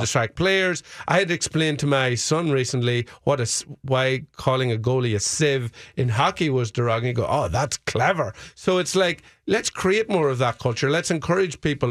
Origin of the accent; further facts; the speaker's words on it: Fermanagh, Northern Ireland, United Kingdom; my hometown team, Fermanagh